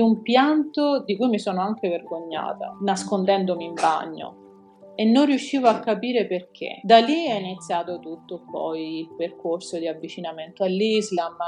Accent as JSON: {"language": "Italian", "region": "Sicily", "country": "Italy", "tie": "born or raised there", "also_born_or_lived": "Rome", "said": "sono italiana, se questo può essere utile, è nata a Roma sì. e cresciuta in Sicilia"}